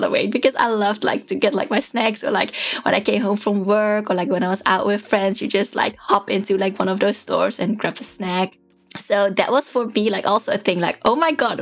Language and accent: English; Netherlands; moved away; I was from the Netherlands and also from this very small town, like our shops closes at 6 or 7